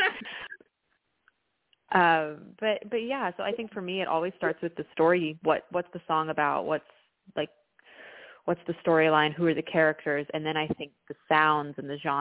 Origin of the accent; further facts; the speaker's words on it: Dallas, Texas, United States; accent: slight accent; moved away as an adult; now in Chicago, United States; I grew up in Dallas, but my dad's actually from New Orleans